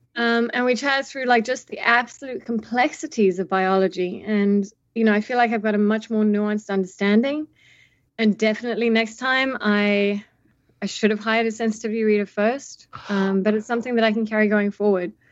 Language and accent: English; South Africa; as a South African who, you know, grew up under apartheid and then also, you know, saw the first democratic elections with Mandela